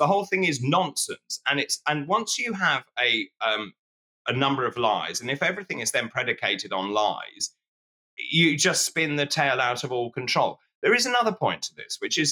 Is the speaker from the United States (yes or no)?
no; Suffolk, East of England, United Kingdom; I grew up in Suffolk near Sizewell.